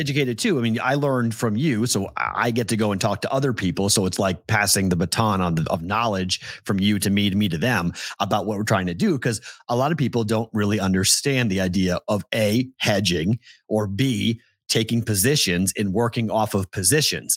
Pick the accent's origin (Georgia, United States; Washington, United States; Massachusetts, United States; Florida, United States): Massachusetts, United States; Andover; two pitchers on Wake Forest are from my hometown. Like Andover's baseball history is very, very deep